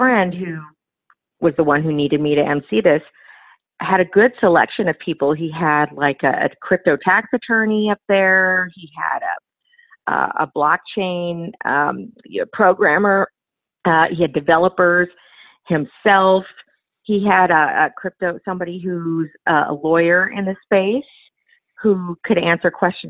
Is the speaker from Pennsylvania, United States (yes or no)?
no; Los Angeles, California, United States; also born or lived in Phoenix / Dallas; my hometown, Los Angeles